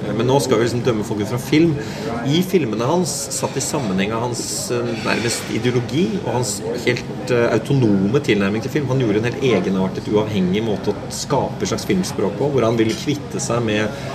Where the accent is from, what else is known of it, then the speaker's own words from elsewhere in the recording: Norway; jeg vokste opp i Norge